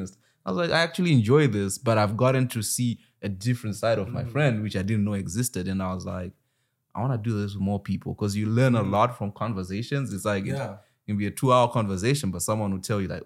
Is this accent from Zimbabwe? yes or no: yes; Zimbabwe; moved away; I'm from Zimbabwe.